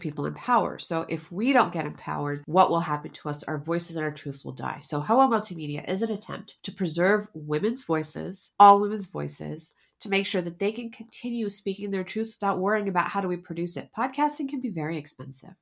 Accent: United States; we're American

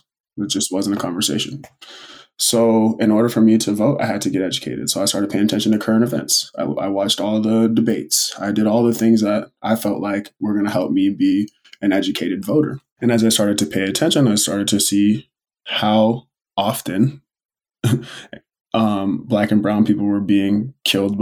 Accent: Oceanside, California, United States; I grew up in Oceanside, California, which is by Camp Pendleton, a military base

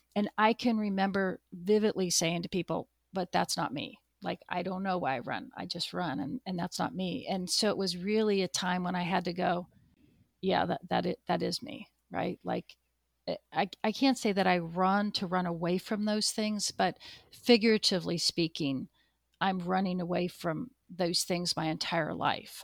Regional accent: Pacific Northwest, United States; moved away; I grew up in the Pacific Northwest

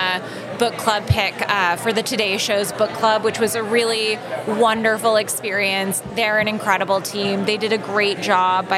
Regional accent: California, United States; I'm a Californian

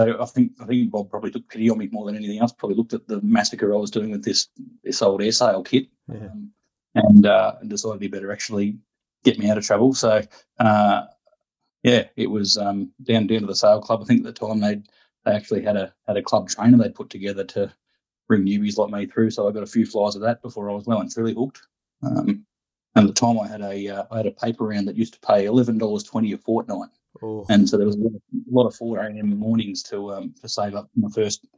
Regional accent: Sale, Victoria, Australia; moved away as an adult; also born or lived in Ararat, Victoria; now in Port Macquarie, Australia; I grew up in Sale

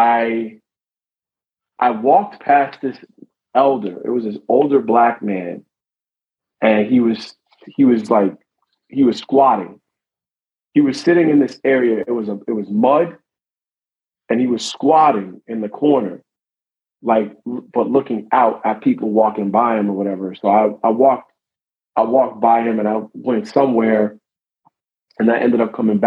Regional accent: United States; we're American

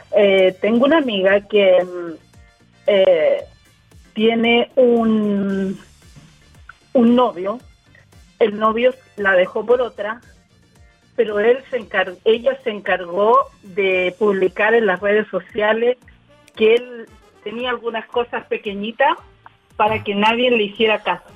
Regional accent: Chile; now in United States; soy chilena

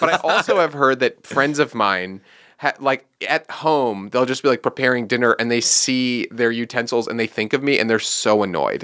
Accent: New York, United States; I'm from New York

